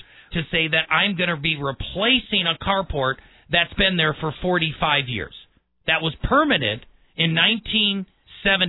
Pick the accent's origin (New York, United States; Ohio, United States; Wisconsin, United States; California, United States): Wisconsin, United States; Milwaukee; also born or lived in La Crosse, Wisconsin; now in Colorado Springs, United States; I grew up in Milwaukee